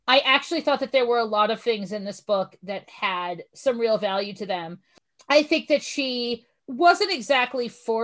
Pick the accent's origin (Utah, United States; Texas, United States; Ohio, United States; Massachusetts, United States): Massachusetts, United States; Boston; I'm from the Boston area